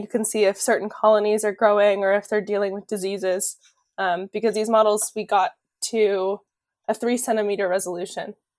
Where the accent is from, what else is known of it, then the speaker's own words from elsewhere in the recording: California, United States; moved away as an adult; also born or lived in Hawaii; now in Rhode Island, United States; I grew up in California